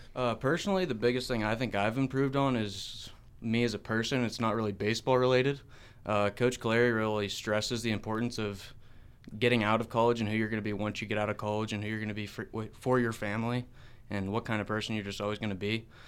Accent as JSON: {"language": "English", "town": "St. Marys", "region": "Pennsylvania", "country": "United States", "said": "I'm from Saint Mary's, Pennsylvania, and I went to school at Elk County Catholic"}